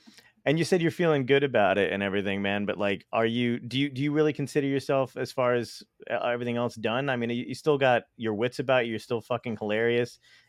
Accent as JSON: {"language": "English", "town": "Brooklyn", "region": "New York", "country": "United States", "tie": "born or raised there", "said": "Where I was born in Brooklyn. I'm from Brooklyn on 40th Street, Fort Hamilton Parkway. I was born in Monadies Hospital."}